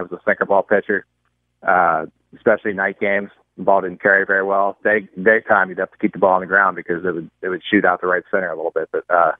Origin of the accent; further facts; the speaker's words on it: Pittsburgh, Pennsylvania, United States; I grew up in Pittsburgh